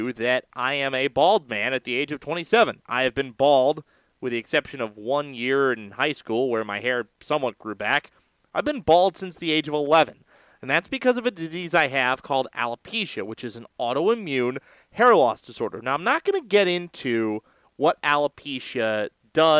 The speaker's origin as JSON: {"language": "English", "region": "California", "country": "United States", "said": "I am a Californian"}